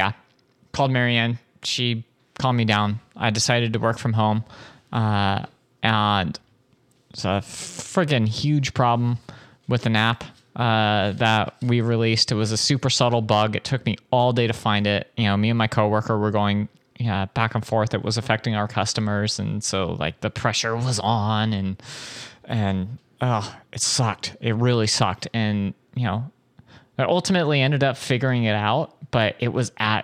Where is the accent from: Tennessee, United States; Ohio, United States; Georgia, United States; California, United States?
California, United States; Anaheim; growing up in Anaheim